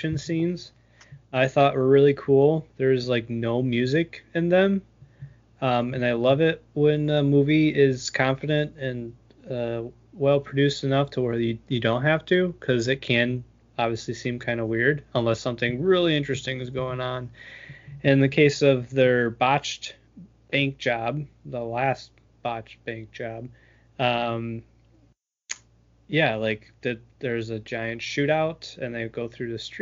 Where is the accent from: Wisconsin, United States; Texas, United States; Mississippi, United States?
Wisconsin, United States; Viroqua; Viroqua, there's a intersection in my hometown